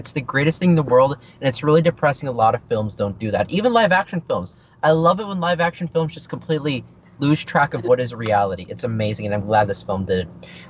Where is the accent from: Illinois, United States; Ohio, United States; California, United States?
California, United States; Los Angeles